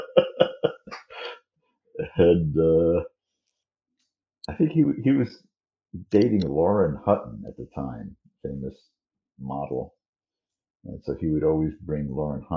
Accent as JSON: {"language": "English", "region": "New York", "country": "United States", "tie": "born or raised there", "said": "I was born in New York, raised in New York"}